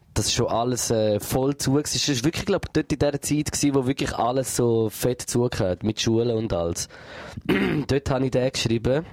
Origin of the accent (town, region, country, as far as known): Switzerland